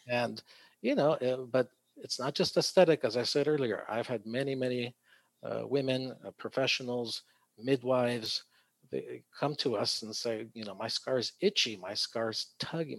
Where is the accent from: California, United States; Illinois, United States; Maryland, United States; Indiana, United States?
California, United States; San Diego; also born or lived in Tijuana, Mexico; I was born here, but my first two years I lived in uh, Mexico across the border in Tijuana. Oh. Um, so I was about three years old when the entire family moved uh, back up to San Diego